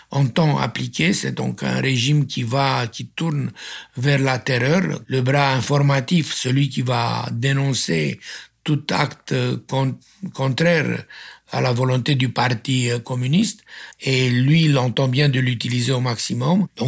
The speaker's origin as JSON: {"language": "French", "region": "Transylvania", "country": "Romania", "tie": "born or raised there", "also_born_or_lived": "Bucharest", "second_language": "French", "moved": "as an adult", "lives_now": "France", "said": "Je passe mon enfance en Transylvanie."}